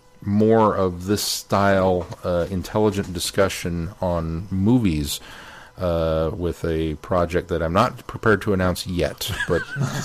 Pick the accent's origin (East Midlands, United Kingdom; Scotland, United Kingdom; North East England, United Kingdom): East Midlands, United Kingdom; Nottingham; Robin Hood, I'm from Nottingham, by the way, Westerns, and Superman.